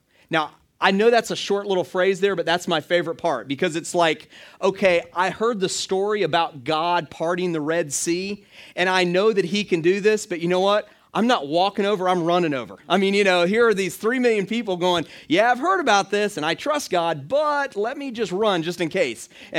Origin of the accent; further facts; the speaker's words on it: Clearwater, Florida, United States; I grew up in the Tampa Bay area, Clearwater, and we would drive into St. Petersburg where my dad had grown up